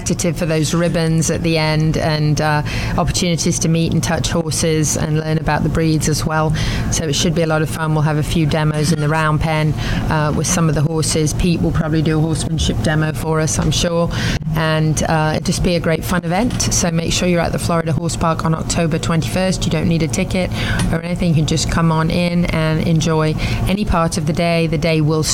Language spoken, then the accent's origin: English; United Kingdom; I'm British